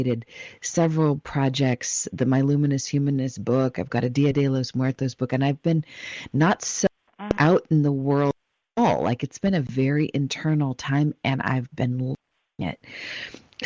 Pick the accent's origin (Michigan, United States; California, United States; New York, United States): California, United States; Los Angeles; I was born in Los Angeles, California